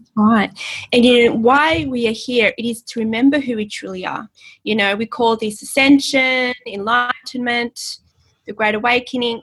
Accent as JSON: {"language": "English", "country": "Australia", "said": "in Australia, we go by the English spelling, not the American"}